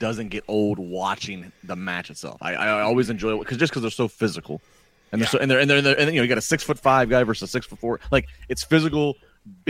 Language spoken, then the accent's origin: English; Landover, Maryland, United States; now in Pittsburgh, United States; I live in Pittsburgh. But I grew up in Maryland. I was born in Landover, Maryland